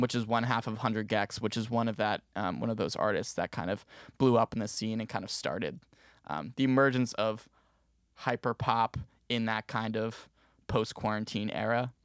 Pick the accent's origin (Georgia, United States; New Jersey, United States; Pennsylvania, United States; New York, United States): New Jersey, United States; Maplewood; moved away as an adult; now in Syracuse, United States; I'm originally from Maplewood, New Jersey